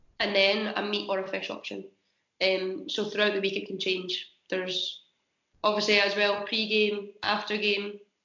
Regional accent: Scotland, United Kingdom; moved away; being Scottish and not eating salmon over here as well

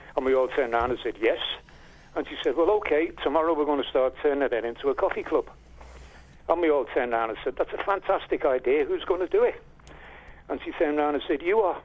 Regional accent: Liverpool, North West England, United Kingdom

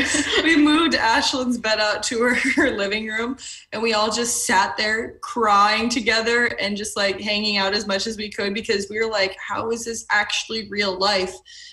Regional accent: Sioux Falls, South Dakota, United States; now in Louisiana, United States; Sioux Falls is where I'm actually from, and it's the biggest city in the state

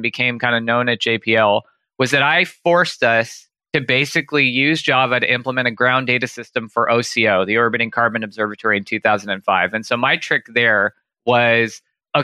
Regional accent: Santa Clarita, California, United States; I grew up in a trailer in Santa Clarita. It's about an hour north

